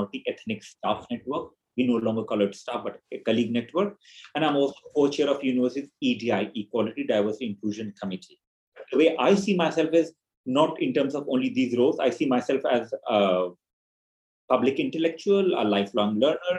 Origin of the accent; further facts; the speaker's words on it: eastern India, India; moved away as an adult; also born or lived in Nepal; now in United Kingdom; I grew up in what's Eastern India, different provinces of Eastern India. I had my early education there. Then I came to the UK in 1997 for my master's.